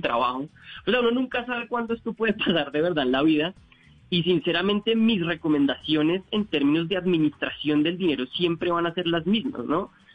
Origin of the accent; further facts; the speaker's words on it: Colombia; como colombianos